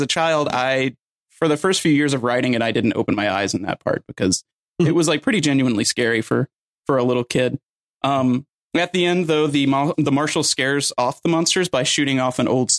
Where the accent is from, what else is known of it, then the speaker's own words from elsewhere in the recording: Georgia, United States; But I grew up in Georgia and grew up with a season pass to Six Flags Over Georgia.